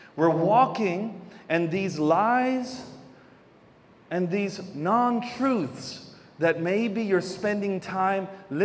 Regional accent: Davao City, Davao Region, Philippines; born there; I was born here in Davao City. For those that don't know, I'm half Filipino. My mama is Filipino, and I'm half American, whatever that looks like, because that is a total mix in my family.

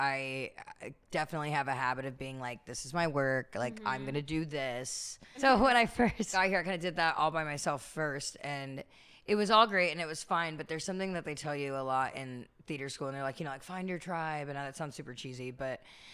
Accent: Bay Area, California, United States; moved away as an adult; also born or lived in New York; now in Los Angeles, United States; I'm a Bay Area native

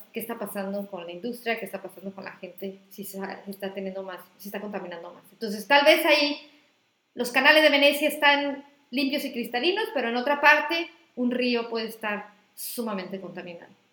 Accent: Acapulco, Guerrero, Mexico; moved away as an adult; also born or lived in Mexico City; now in Tijuana, Mexico; yo crecí en, en Acapulco

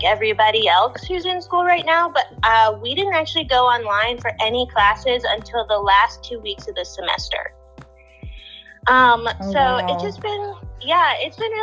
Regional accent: Naperville, Illinois, United States; I'm from Naperville, Illinois, which is about 45 minutes from Chicago

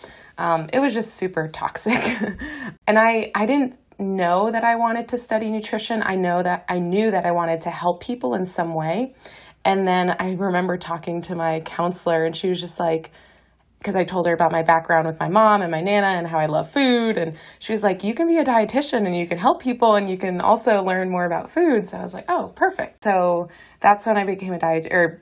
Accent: Boston, Massachusetts, United States; moved away as an adult; also born or lived in California; now in Hawaii, United States; I am from Boston, went to college there, did a dietetic internship in California.

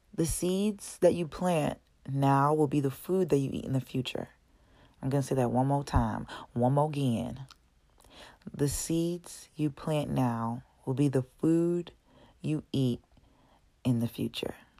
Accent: Brockton, Massachusetts, United States; also born or lived in Dorchester, Massachusetts; I was born in Dorchester when I was five years old. My family moved out to Brockton. That's where I was grown up. Um, I went to Brockton High

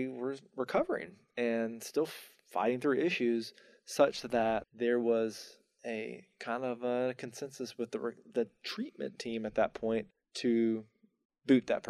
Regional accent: North Carolina, United States; moved away as an adult; also born or lived in Atlanta / Tampa; I didn't know I wanted to come back to North Carolina.

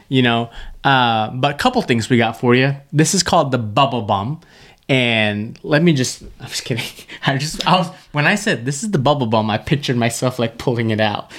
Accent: Malaysia; moved away; Malaysia specifically, in my hometown, small town, not the main city

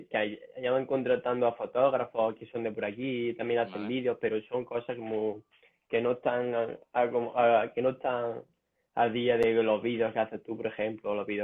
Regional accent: a village in Jaén, Andalusia, Spain; Soy de Jaén, de un, pueblo de Jaén.

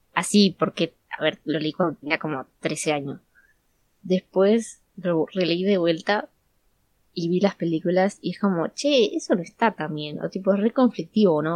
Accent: Buenos Aires, Argentina; somos todas de Argentina, de veras a ti, de Buenos Aires

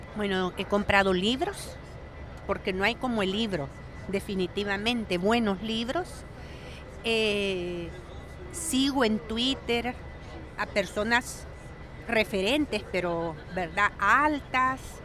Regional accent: El Salvador; soy salvadoreña.

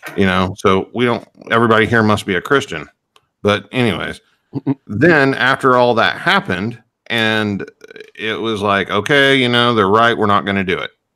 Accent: United States; as an American

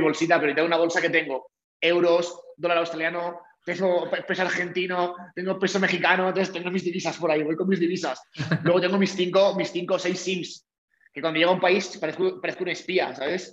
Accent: Valencian Community, Spain; moved away as an adult; soy valenciano de, nacimiento, bueno, valenciano de nacimiento y de todo.

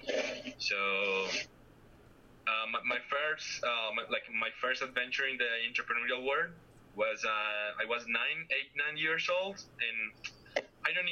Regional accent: Medellin, Antioquia, Colombia; I grew up in the Andes region, in the mountains, Medellin

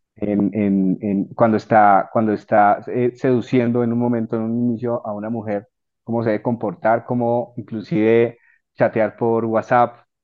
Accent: Colombia

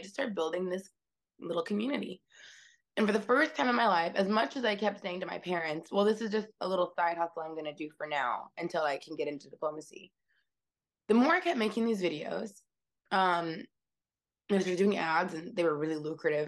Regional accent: Seattle, Washington, United States; now in New York, United States; I grew up in West Seattle, Washington. I'm not from New York originally

